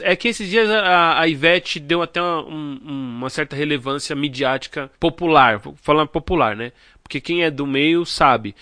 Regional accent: Brazil; aqui no Brasil a gente tem

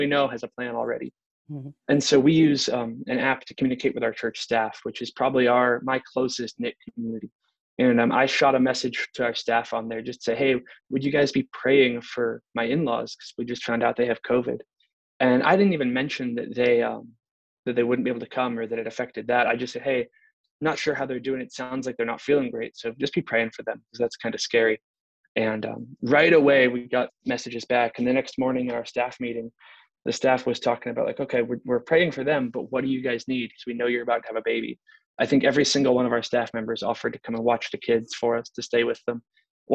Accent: Pennsylvania, United States; moved away as an adult; also born or lived in North Carolina; now in California, United States; I grew up in Pennsylvania where my mom lives. And about 4 years ago, we moved to California.

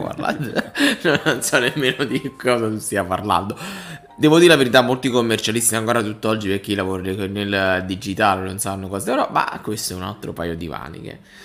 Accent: province of Salerno, Campania, Italy; moved away; also born or lived in Milan; io sono nato e cresciuto nel Salernitano

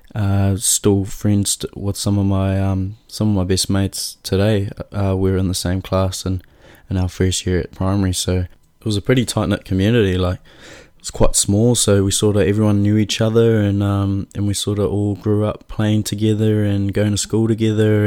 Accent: Auckland, New Zealand; I was born in Auckland

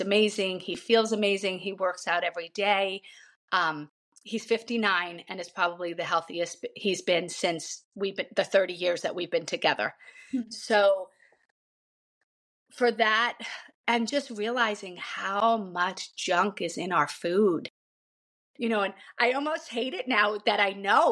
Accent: Long Island, New York, United States; moved away; I grew up on Long Island in an Irish family

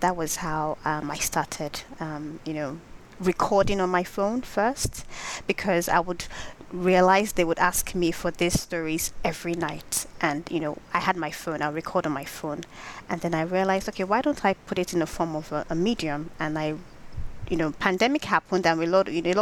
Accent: Nigeria; growing up in Nigeria

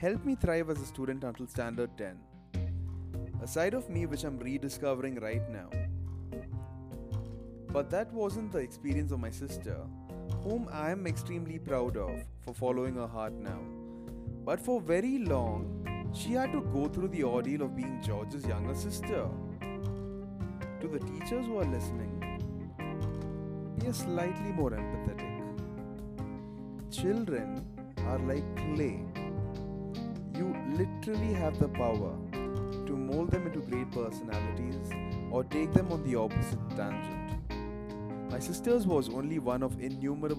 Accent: Bangalore, Karnataka, India; also born or lived in Kerala / United Arab Emirates; being a Malayali, and also having the exposure of growing up in Bangalore and working in the UAE

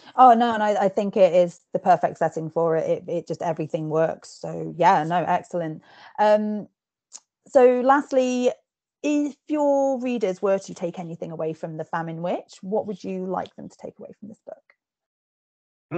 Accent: England, United Kingdom; accent: posh; I've been told that I sound quite posh and I'm English, I'm Scottish heritage.

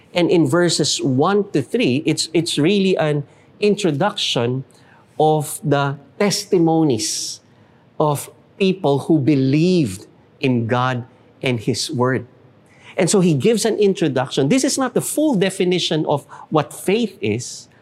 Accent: Philippines; We will do what we need to do as Filipino citizens

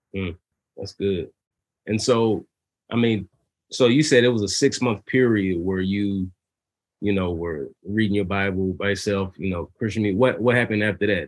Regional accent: Dallas, Texas, United States; I grew up here in Dallas

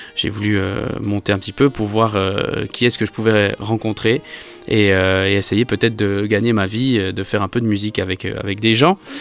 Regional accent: Switzerland; moved away as an adult; now in Paris, France; j'ai vécu en Suisse, je suis suisse de nationalité.

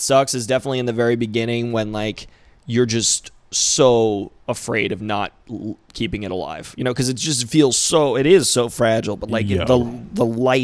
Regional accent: Rhode Island, United States; moved away; also born or lived in Phoenix; I grew up in Rhode Island

